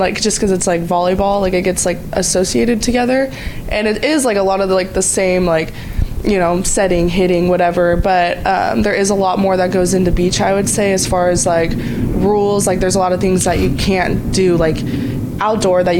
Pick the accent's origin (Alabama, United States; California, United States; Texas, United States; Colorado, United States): California, United States; moved away as an adult; now in Hawaii, United States; growing up in California